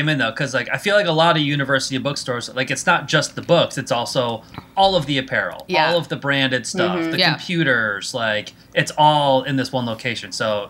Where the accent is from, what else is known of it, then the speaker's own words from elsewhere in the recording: Auburn, New York, United States; I'm from Auburn. So like 30 miles away, but pretty close.